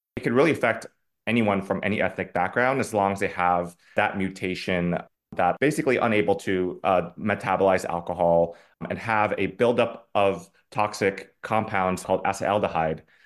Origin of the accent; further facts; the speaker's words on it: Singapore; moved away as an adult; now in New York City, United States; I grew up in Singapore, so predominantly Asian, East Asian community